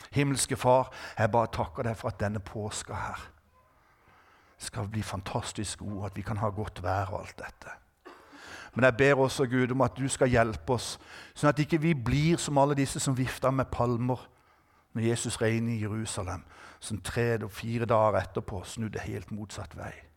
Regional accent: Norway; jeg er norsk

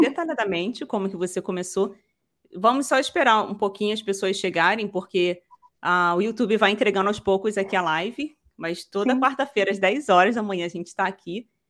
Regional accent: Rio, Rio de Janeiro, Brazil; eu sou daqui do Rio

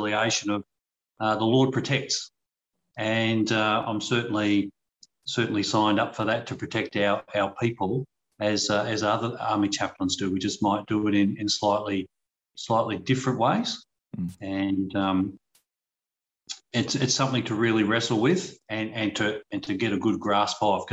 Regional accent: Australia; as an Australian public

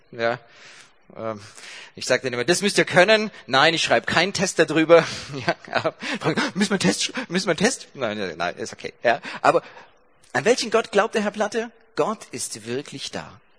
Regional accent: Baden-Württemberg, Germany; Ja, ich komme aus Baden-Württemberg und ihr habt diese Lehrplandiskussion mitgekriegt.

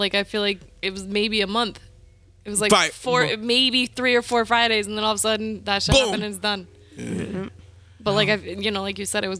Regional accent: Danbury, Connecticut, United States; because I'm from Danbury

